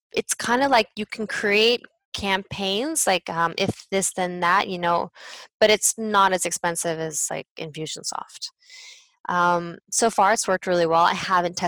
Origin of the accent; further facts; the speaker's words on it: United States; moved away as an adult; also born or lived in Spain / France; As an American